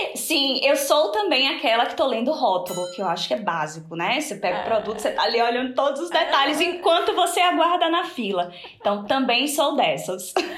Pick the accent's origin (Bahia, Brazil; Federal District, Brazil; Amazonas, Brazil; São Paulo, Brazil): Bahia, Brazil; Salvador; moved away as an adult; now in Spain; sou de Salvador, hoje moro na Espanha